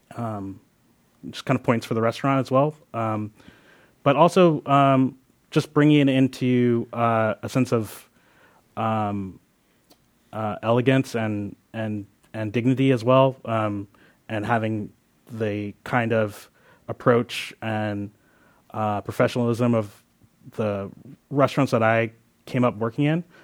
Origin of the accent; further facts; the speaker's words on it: Philadelphia, Pennsylvania, United States; now in Oakland, United States; I was born in Philadelphia.